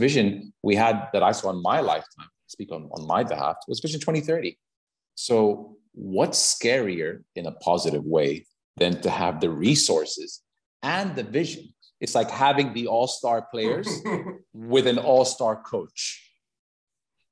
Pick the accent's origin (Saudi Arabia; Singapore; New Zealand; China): Saudi Arabia; also born or lived in United States; are you really from Saudi Arabia?" You know? And I'd be like, "Yeah, I am."